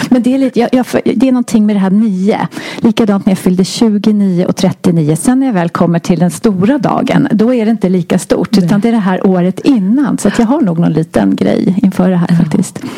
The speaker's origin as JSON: {"language": "Swedish", "region": "Stockholm County", "country": "Sweden", "tie": "born or raised there", "said": "kommer ifrån uppvuxen söder om Stockholm"}